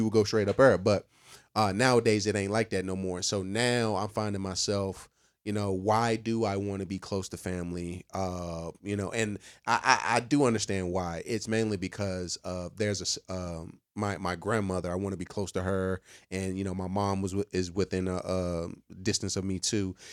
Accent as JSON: {"language": "English", "area": "near the North Carolina border", "region": "southern Virginia", "country": "United States", "also_born_or_lived": "Alexandria, Virginia", "said": "I am not from Fredericksburg. I'm from the dirty, dirty of Virginia"}